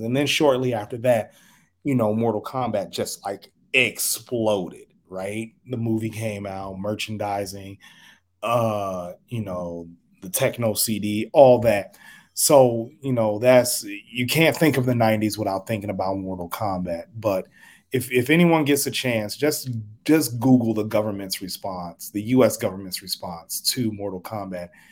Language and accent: English; Chicago, Illinois, United States; now in Omaha, United States; I live in Omaha, Nebraska. I'm originally from Chicago